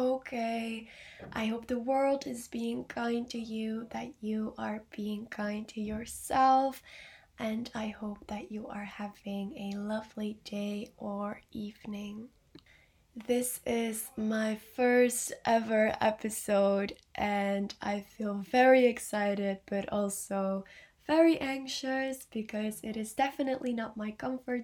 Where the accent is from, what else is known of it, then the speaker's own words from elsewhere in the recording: Belgium; I am 19 years old and I am from Belgium